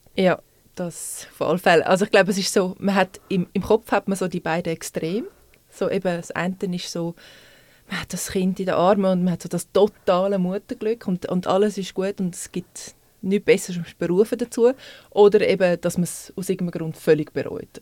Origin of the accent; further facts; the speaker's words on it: Zurich, Switzerland; moved away as an adult; now in Winterthur, Switzerland; ich bin eigentlich Stadtzürcher und jetzt wohne seit sechs Jahren in Winti, ungefähr